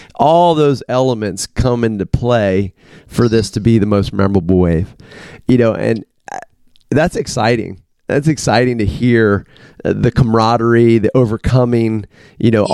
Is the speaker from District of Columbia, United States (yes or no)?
yes; Washington, District of Columbia, United States; I grew up in the Washington D.C. area, so I was two hours from the coast.